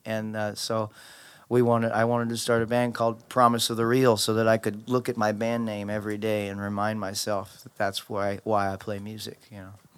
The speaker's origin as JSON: {"language": "English", "area": "Maui", "region": "Hawaii", "country": "United States", "tie": "born or raised there", "also_born_or_lived": "Los Angeles", "moved": "yes", "said": "I grew up in Maui, in Hawaii, and I had just gotten to L"}